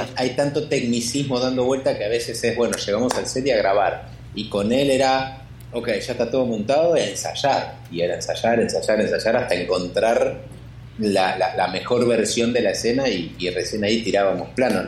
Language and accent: Spanish; Argentina; siendo argentino